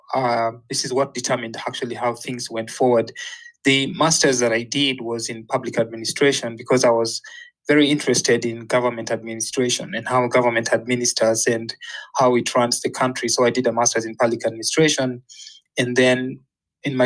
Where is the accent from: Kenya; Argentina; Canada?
Kenya; moved away as an adult; also born or lived in Florida, United States; when I was growing up in Kenya, politics was actually very dominant.